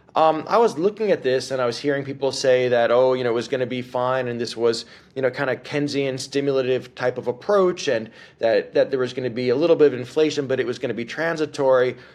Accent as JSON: {"language": "English", "town": "White Plains", "region": "New York", "country": "United States", "tie": "born or raised there", "moved": "yes", "lives_now": "New Orleans, United States", "said": "I was born in New York City and grew up in White Plains"}